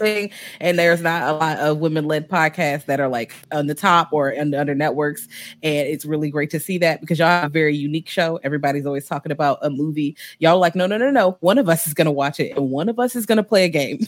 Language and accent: English; Richmond, Virginia, United States; now in DC area, United States; I'm from Richmond